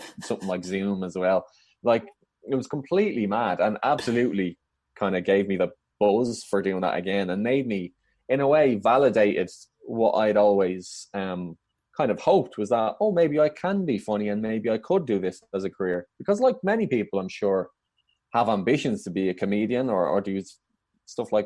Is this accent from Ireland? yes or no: yes; Dublin, Leinster, Ireland; moved away as an adult; now in London, United Kingdom; I grew up in Dublin and still live there